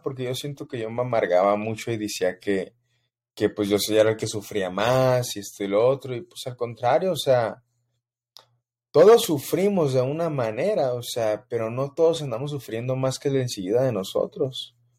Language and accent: Spanish; Mexico City, Mexico; Soy de la Ciudad de México, crecí en plena humildad